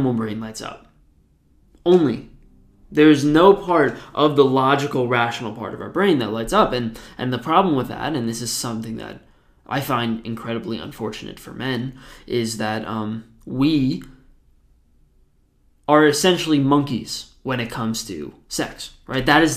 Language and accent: English; New Jersey, United States; I'm from New Jersey